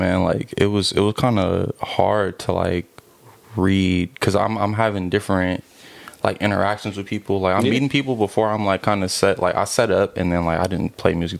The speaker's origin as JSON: {"language": "English", "area": "the Bay Area", "region": "California", "country": "United States", "said": "we're from the Bay"}